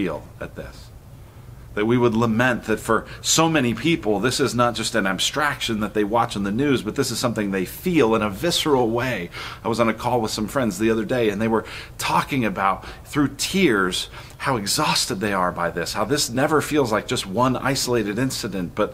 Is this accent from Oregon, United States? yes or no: no; Colorado, United States; grew up in Colorado